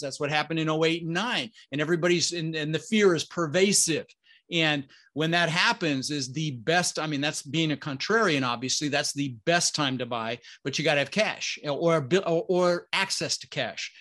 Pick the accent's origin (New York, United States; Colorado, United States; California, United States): Colorado, United States; Denver; also born or lived in Netherlands; we ended up in Denver, Colorado, and we really struggled growing up